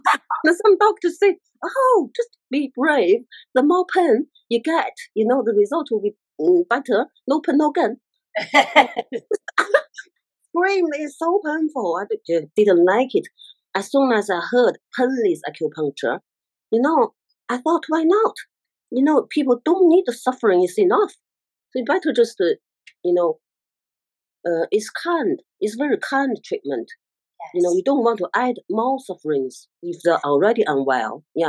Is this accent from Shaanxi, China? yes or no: no; Beijing, China; moved away; I'm from Beijing, Chinese. Yeah, China, capital of China. Yeah, Beijing.